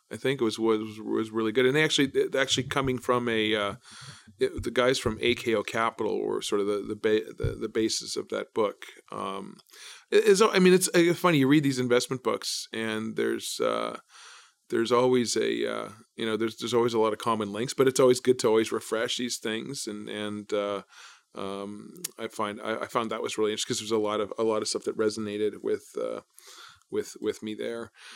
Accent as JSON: {"language": "English", "region": "Manitoba", "country": "Canada", "also_born_or_lived": "Brandon, Manitoba", "moved": "as an adult", "lives_now": "Toronto, Canada", "said": "I'm from coming from Manitoba"}